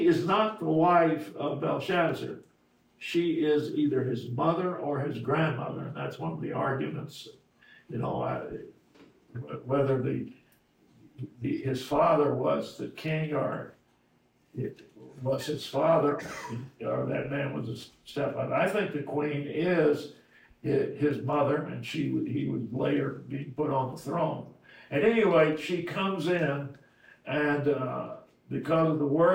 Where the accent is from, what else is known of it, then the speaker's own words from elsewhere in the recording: Miami, Florida, United States; I grew up in Miami, Florida